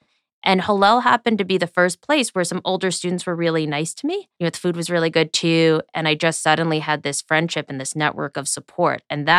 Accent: Scarsdale, New York, United States; I grew up in Scarsdale, New York, which is a pretty Jewish suburb.

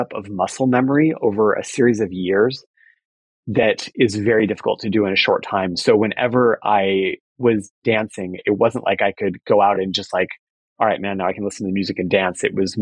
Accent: Fullerton, California, United States; I grew up in Fullerton, California.

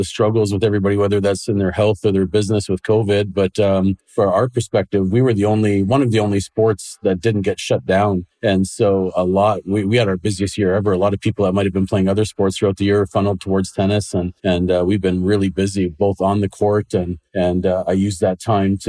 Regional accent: Langley, British Columbia, Canada; also born or lived in England / Dublin, Ireland; now in Surrey, Canada; my wife grew up in Coquitlam and I grew up in Langley

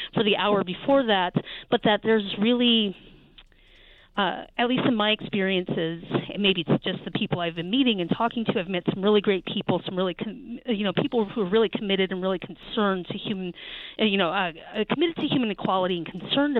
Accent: Charlottesville, Virginia, United States; my hometown in Charlottesville, Virginia

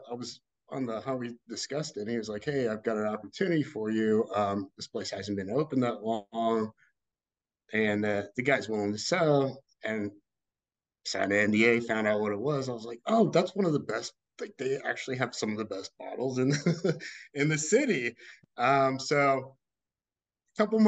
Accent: Texas, United States; now in Louisville, United States; I was born in Texas originally, lived in Louisville past 20 years

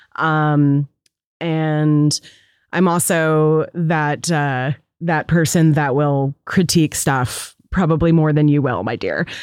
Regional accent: Seattle, Washington, United States; growing up in Seattle

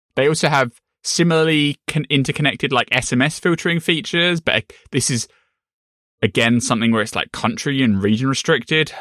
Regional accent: United Kingdom; I'm British, I'm not American

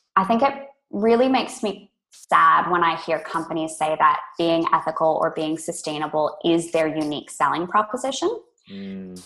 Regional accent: California, United States; moved away as an adult; now in Australia; I grew up in California originally

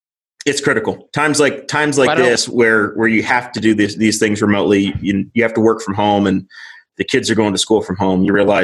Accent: North Messick Road, Henry County, Indiana, United States; So growing up on North Messick Road in the era where there was no internet available and it was never going to happen and cable TV wasn't going to happen

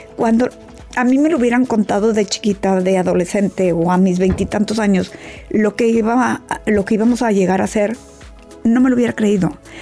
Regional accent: Mexico; yo que soy de México

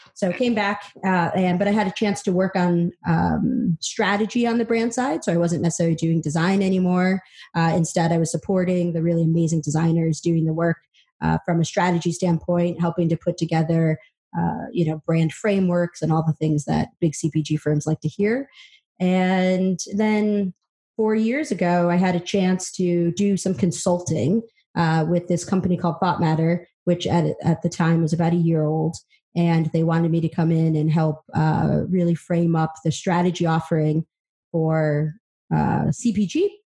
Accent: upstate New York, United States; also born or lived in El Salvador; I was adopted from El Salvador, um, single parent household came over when I was about 20 months and uh, grew up in upstate New York

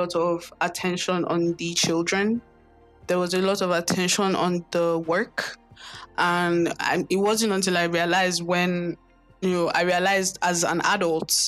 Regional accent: Lagos, Nigeria; I grew up in Lagos, Nigeria, born and bred in Lagos

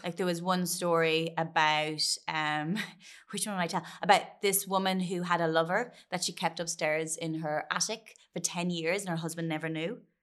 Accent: Ireland; as a kid growing up in Catholic Ireland

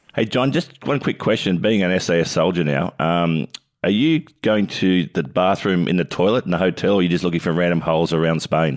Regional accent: Australia; growing up in Australia

